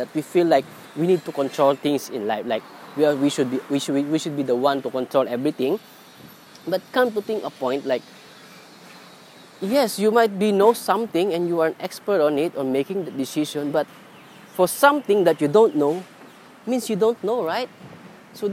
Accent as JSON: {"language": "English", "country": "Philippines", "tie": "born or raised there", "moved": "as an adult", "lives_now": "Singapore", "said": "my family is in different country, different in my hometown in Philippines. So I'm working in Singapore"}